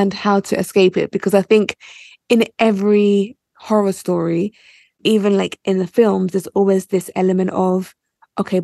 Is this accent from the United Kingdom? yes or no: yes; United Kingdom; also born or lived in Nigeria; I was born in the UK.